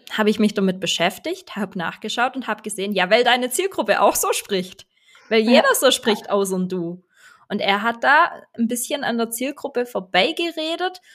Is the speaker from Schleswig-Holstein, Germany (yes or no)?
no; Swabia, Baden-Württemberg, Germany; accent: Swabian; Ich bin halt eine Schwäbin